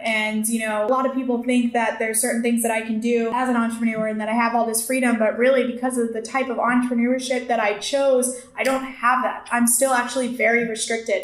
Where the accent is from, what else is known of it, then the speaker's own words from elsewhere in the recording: Connecticut, United States; moved away as an adult; now in Tampa, United States; I'm originally from Connecticut.